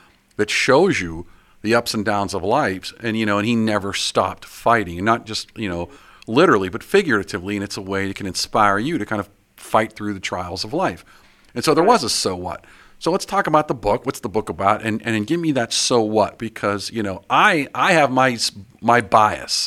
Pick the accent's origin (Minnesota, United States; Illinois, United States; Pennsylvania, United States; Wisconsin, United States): Pennsylvania, United States; Pittsburgh; moved away as an adult; I'm from Pittsburgh, and I live in Pittsburgh again. I left for a bunch of years, went off, came back, and now I'm back